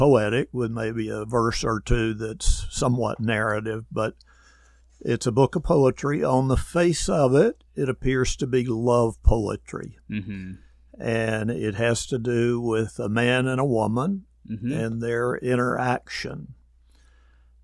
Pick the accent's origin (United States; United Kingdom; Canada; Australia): United States; Texas; I grew up in Texas in a small town about 30 miles east of Dallas.